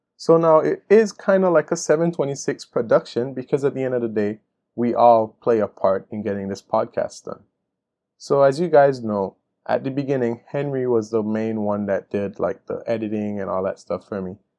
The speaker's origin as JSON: {"language": "English", "country": "Belize", "said": "my country Belize"}